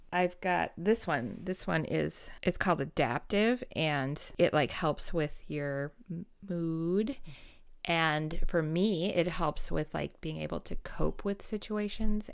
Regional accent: Wisconsin, United States

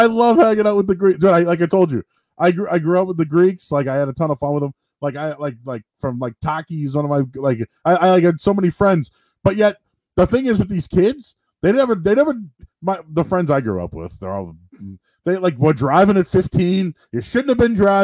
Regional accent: Boston, Massachusetts, United States; I grew up in Hyde Park.

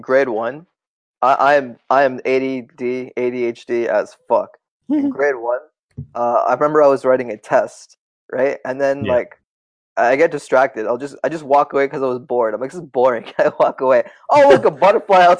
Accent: Toronto, Ontario, Canada; first language Tamil; English is a second language; I moved to a different part of Etobicoke. I'm in a new school.

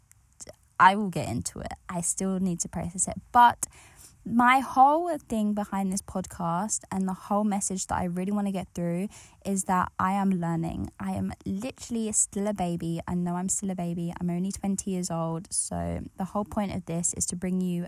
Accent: United Kingdom; I grew up in England. I grew up just outside of East London

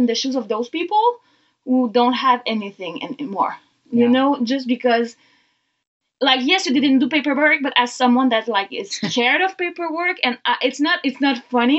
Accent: Canada; English is a second language; I'm born Canadian

